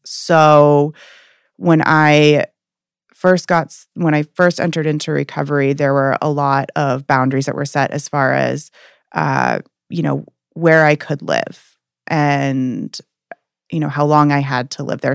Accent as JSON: {"language": "English", "town": "Portland", "region": "Maine", "country": "United States", "said": "I'm from Portland, Maine"}